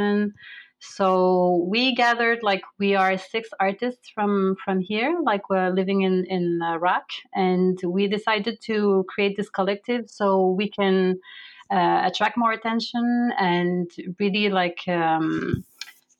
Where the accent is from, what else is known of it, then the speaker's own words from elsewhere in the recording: Canada; moved away as an adult; now in United Arab Emirates; I am a Canadian visual artist